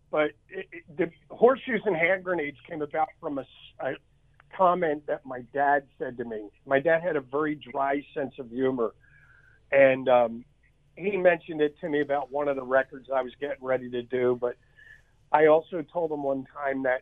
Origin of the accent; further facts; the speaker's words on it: Philadelphia, Pennsylvania, United States; Philadelphia, Pennsylvania.